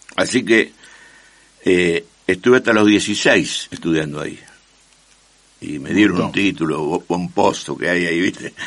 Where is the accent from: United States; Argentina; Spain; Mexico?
Argentina; Rosario, Santa Fe; Nací en el barrio Escuénaga y, y viví 30 años en la calle San Juan al 5100